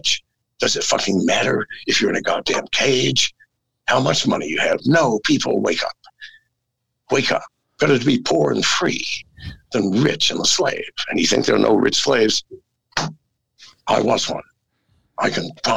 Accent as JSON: {"language": "English", "country": "United States", "tie": "born or raised there", "moved": "as an adult", "said": "I am an American and I love that country. I was raised in America"}